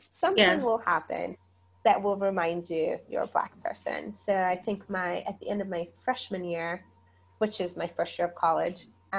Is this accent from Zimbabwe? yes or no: yes; Zimbabwe; also born or lived in South Africa; Because I was like, well, if I tell them I'm from Zimbabwe, they're going to, like, think I'm poor.